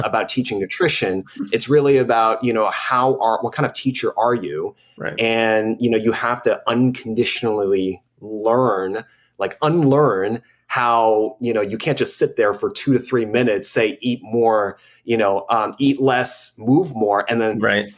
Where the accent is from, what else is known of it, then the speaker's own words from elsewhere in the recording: United States; growing up as an American